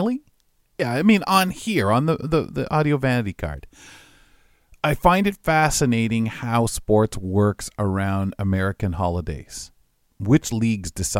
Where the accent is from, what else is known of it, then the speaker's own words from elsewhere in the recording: Canada; We don't want to lose our Canadian heritage with it.